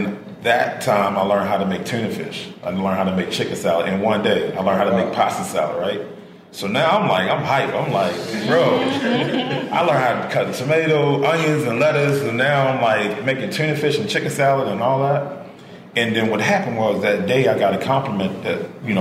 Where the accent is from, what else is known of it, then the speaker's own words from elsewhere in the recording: Baltimore, Maryland, United States; I grew up in Warburg Junction.